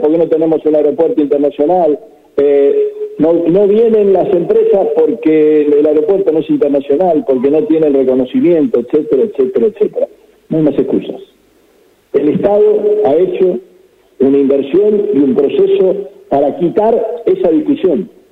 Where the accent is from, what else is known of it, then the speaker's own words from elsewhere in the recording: Santa Fe, Argentina; como argentinos y particularmente como santafesinos